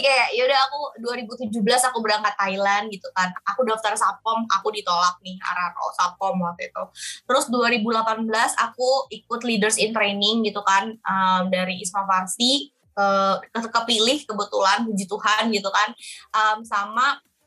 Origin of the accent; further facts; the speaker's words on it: Indonesia; aku jawab dari Indonesia